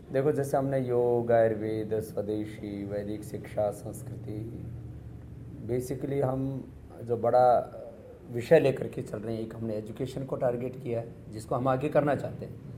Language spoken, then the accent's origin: Hindi; India; मैं भारत से हूँ